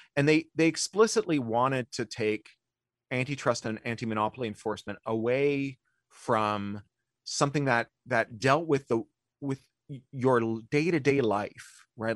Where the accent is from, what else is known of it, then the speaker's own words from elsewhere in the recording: Ontario, Canada; moved away; I grew up in Ontario